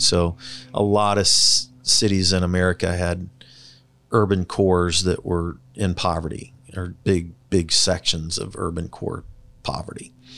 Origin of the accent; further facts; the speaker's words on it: Kansas City, Missouri, United States; when I was growing up in the Northland, there were hardly any stoplights